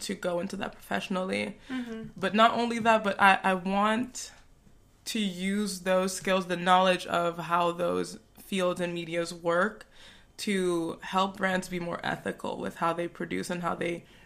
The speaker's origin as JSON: {"language": "English", "region": "New York", "country": "United States", "also_born_or_lived": "Togo", "moved": "as an adult", "lives_now": "Paris, France", "said": "I am from New York, and I was born in West Africa in Togo. I moved to Paris about 6 years ago"}